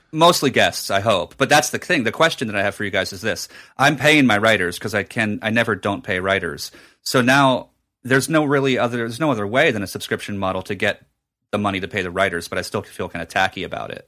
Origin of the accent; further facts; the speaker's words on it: New Jersey, United States; at a Borders in my hometown in Jersey